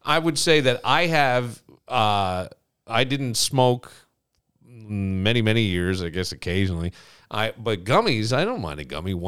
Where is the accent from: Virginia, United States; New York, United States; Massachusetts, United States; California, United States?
New York, United States; near Woodstock; growing up near Woodstock